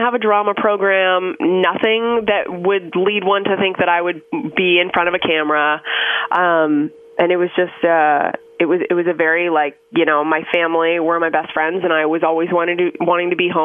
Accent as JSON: {"language": "English", "town": "Orono", "region": "Ontario", "country": "Canada", "tie": "born or raised there", "moved": "yes", "said": "I grew up about 2.5 hours outside of Toronto, in a really, really small town called Orno"}